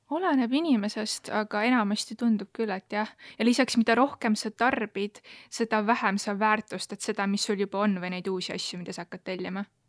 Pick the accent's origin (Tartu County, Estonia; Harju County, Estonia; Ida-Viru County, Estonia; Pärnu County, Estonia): Tartu County, Estonia; Elva; mina olen Elvast